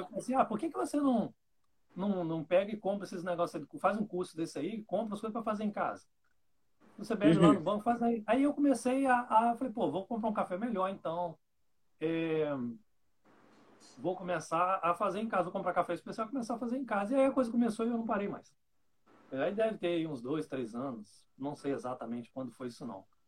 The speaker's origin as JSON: {"language": "Portuguese", "town": "Santo Antônio de Pádua", "region": "Rio de Janeiro", "country": "Brazil", "said": "Eu sou de Santo Antônio de Pádua, interior do Rio de Janeiro"}